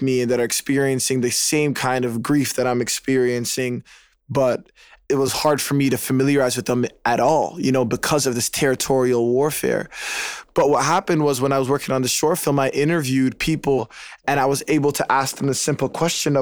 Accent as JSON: {"language": "English", "town": "Toronto", "region": "Ontario", "country": "Canada", "tie": "born or raised there", "said": "I was raised in Regent Park. It's the first and largest housing project in Canada. It's right at the center of downtown Toronto"}